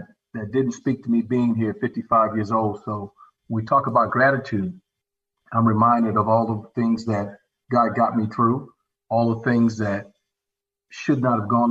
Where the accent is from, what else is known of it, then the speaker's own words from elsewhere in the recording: Augusta, Georgia, United States; also born or lived in Washington, D.C.; now in Atlanta, United States; So I was born in Washington, D.C., grew up in East Augusta, Georgia, the bottom